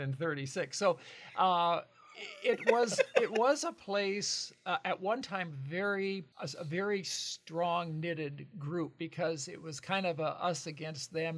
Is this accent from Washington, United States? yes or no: yes; Lincoln County, Washington, United States; moved away as an adult; now in Longview, United States; Lincoln, Lincoln, uh, next to Spokane County